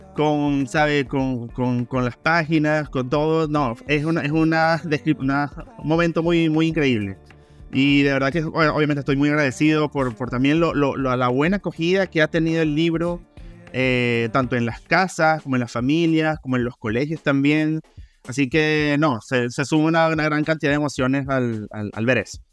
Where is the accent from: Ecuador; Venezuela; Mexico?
Venezuela; moved away as an adult; now in Chile; soy venezolano